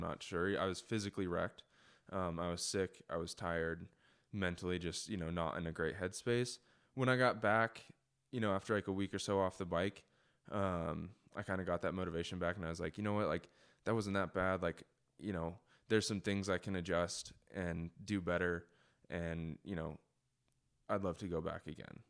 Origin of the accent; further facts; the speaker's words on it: United States; as an American going to Europe